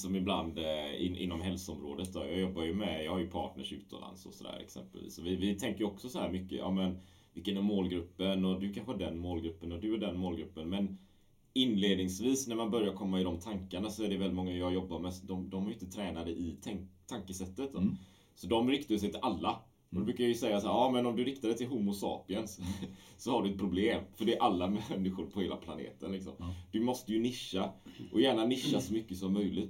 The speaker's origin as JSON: {"language": "Swedish", "country": "Sweden", "also_born_or_lived": "Gothenburg", "said": "Jag är från Sverige"}